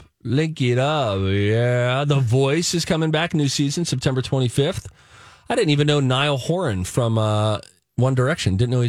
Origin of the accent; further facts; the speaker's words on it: Highlands, Pennsylvania, United States; Oh, my gosh, I'm from Highlands.